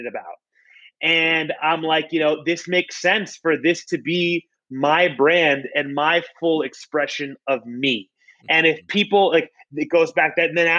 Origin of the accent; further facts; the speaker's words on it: Florida, United States; I'm born and raised in Florida. My entire life I've been in Florida